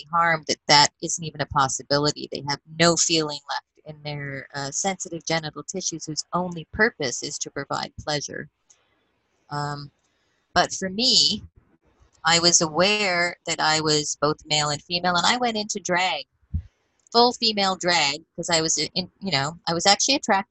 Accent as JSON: {"language": "English", "town": "Edmonton", "region": "Alberta", "country": "Canada", "tie": "born or raised there", "said": "growing up in Edmonton, even as a teenager"}